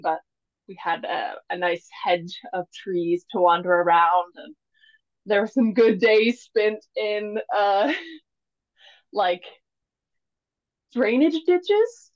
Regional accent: Mississippi, United States; now in Maine, United States; originally, I am from Mississippi not born. My parents were both in the military, so I was around three or four when I, uh, they moved to Mississippi, and that's basically where I was raised.

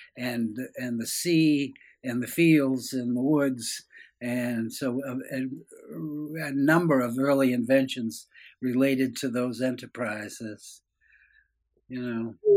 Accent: Waterville, Maine, United States; I'm a Maine boy, and um, I was born in Waterville

